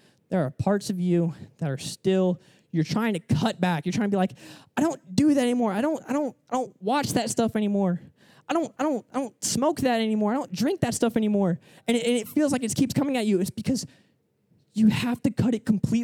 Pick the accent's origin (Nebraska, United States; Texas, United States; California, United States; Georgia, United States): Georgia, United States; Atlanta; moved away as an adult; now in Florida, United States; I moved to Florida, like, 2 years ago. I'm from Atlanta.